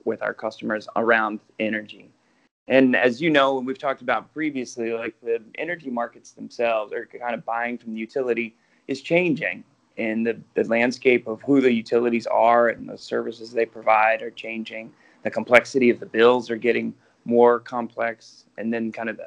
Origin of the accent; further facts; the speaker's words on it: Kentucky, United States; moved away as an adult; also born or lived in Georgia; now in Bay Area, United States; I'm from Kentucky